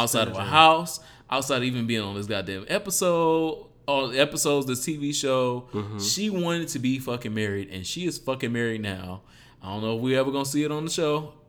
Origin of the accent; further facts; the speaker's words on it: Detroit, Michigan, United States; Detroit, my hometown